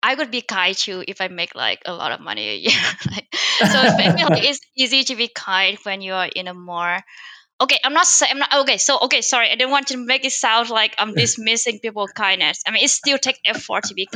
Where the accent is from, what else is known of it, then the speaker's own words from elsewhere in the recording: Vietnam; now in San Francisco, United States; I'm from Vietnam